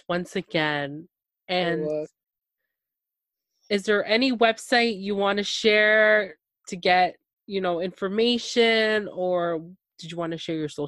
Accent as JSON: {"language": "English", "town": "Toronto", "region": "Ontario", "country": "Canada", "said": "I'm from Toronto, Canada."}